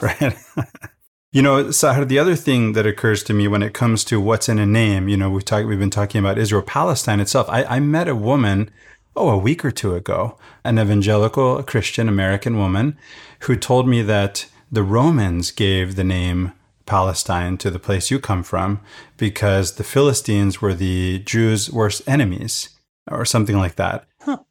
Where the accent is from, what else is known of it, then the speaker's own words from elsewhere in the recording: Venezuela; now in United States; the mess that Venezuela is today, the country where I grew up.